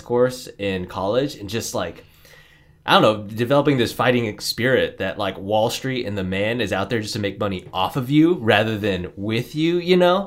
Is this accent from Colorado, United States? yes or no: yes; Niwot, Colorado, United States; also born or lived in San Jose, California; I was born in San Jose, California, but I consider myself bred in Nahuatl, Colorado, N I W O T